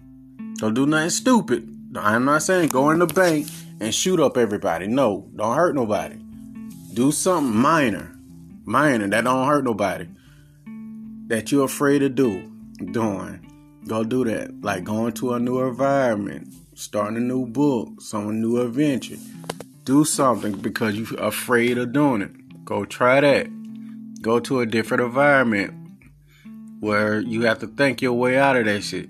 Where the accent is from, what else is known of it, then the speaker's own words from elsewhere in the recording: the South, United States; I'm from the South.